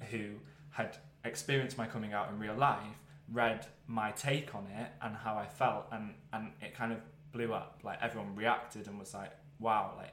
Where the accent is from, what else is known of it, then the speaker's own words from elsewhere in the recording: Wales, United Kingdom; I, so I grew up in North Wales. Probably quite important to mention that.